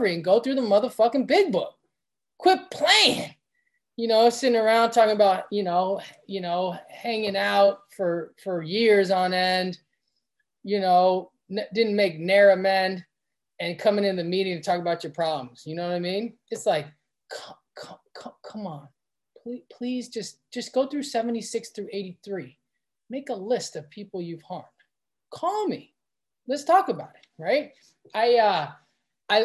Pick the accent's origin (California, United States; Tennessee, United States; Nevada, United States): California, United States; Los Angeles; I'm from West LA. I went to public school